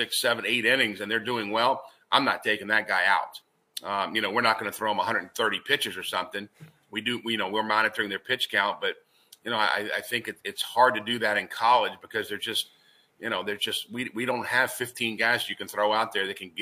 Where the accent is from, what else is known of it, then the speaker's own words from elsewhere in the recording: Richmond, Virginia, United States; moved away as an adult; also born or lived in Raleigh, North Carolina / Valparaiso, Indiana; I grew up in Richmond, so I know a lot of people here too